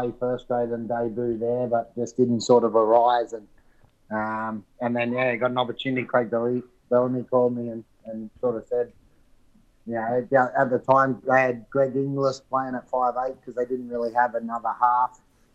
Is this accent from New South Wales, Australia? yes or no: yes; Central Coast, New South Wales, Australia; born or raised there; moved away as an adult; now in France